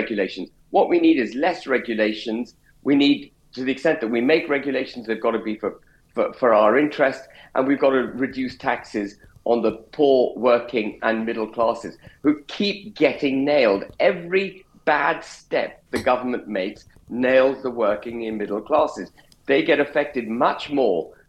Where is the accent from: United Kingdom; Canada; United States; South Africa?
United Kingdom